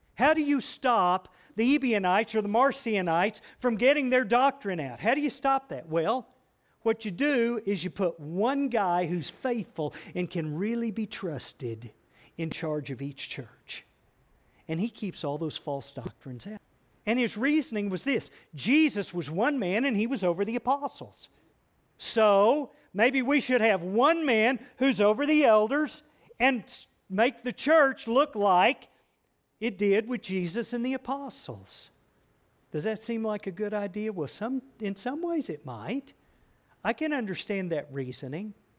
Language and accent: English; United States; I'm an American.